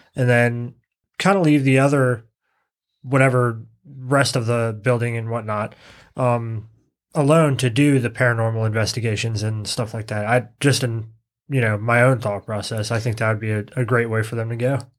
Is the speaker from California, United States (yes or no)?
no; Virginia, United States; my home state